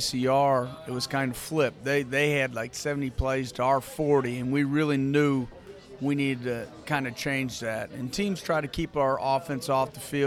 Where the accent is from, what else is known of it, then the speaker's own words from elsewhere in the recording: Hammond, Wisconsin, United States; moved away; I'm originally from Wisconsin, northwest Wisconsin. It's called St. Croix Central High School. Hammond's my hometown.